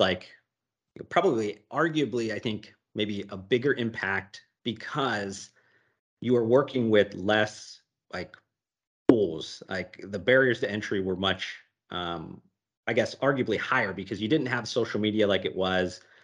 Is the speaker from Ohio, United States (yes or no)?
yes; Ohio, United States; moved away as an adult; also born or lived in Las Vegas; when I moved away from Ohio and I lived on my buddy's couch in Las Vegas after college